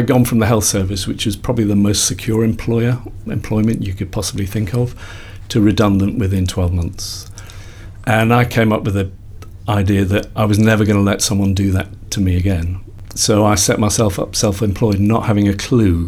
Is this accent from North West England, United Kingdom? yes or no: yes; Liverpool, North West England, United Kingdom; I grew up in Liverpool.